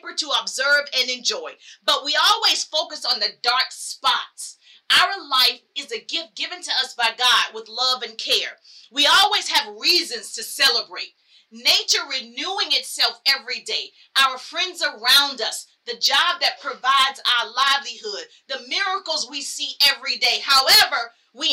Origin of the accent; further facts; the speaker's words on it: South Carolina, United States; So I grew up in the South. I'm from South Carolina.